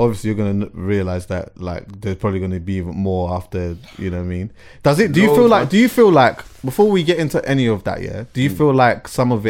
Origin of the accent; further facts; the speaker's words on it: London, United Kingdom; I loved growing up in London, to be honest with you.